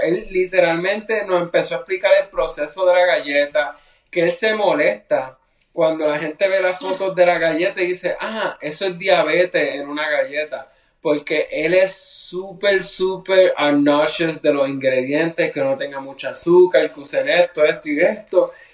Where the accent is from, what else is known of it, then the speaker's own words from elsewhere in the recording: Puerto Rico; Yo soy de Puerto Rico.